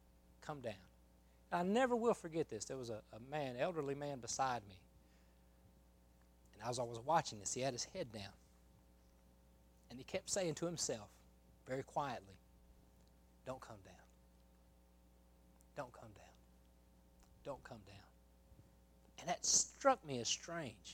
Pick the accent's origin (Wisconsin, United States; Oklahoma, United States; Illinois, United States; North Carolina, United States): Oklahoma, United States; moved away as an adult; also born or lived in Mobile, Alabama / Kentucky; now in Alabama, United States; I grew up in Oklahoma, went to school all 16 years of, or 12 years or whatever it was of school that I went through